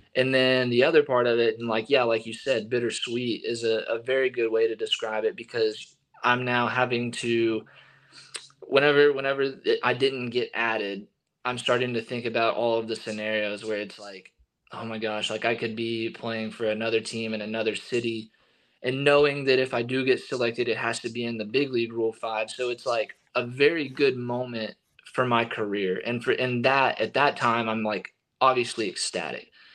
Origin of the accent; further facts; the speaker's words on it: East Texas, United States; I grew up in East Texas and I grew up going to Rangers games